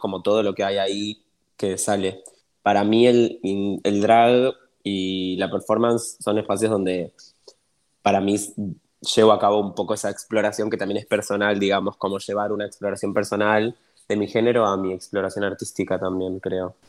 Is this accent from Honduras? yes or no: no; Argentina